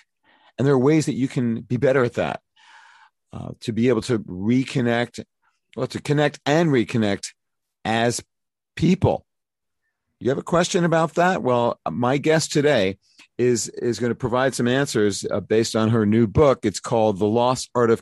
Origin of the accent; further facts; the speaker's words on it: New York City, New York, United States; my hometown, Brooklyn, New York.